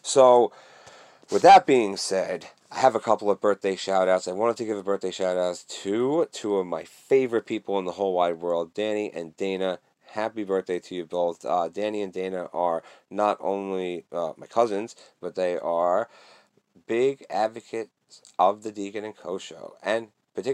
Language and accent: English; Canada; I'm Canadian